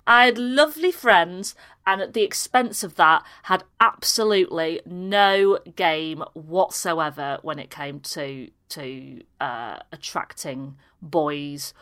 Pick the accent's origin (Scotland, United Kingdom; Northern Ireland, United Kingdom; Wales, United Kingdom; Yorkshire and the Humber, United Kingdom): Yorkshire and the Humber, United Kingdom; Harrogate; also born or lived in Leeds / Pannal; I was born in Leeds, but we, we went to school in Harrogate